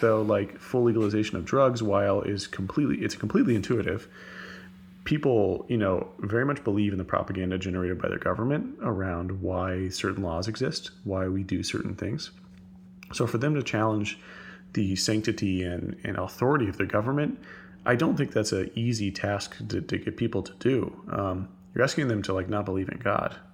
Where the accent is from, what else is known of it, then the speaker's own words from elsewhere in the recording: Texas, United States; I'm a Texan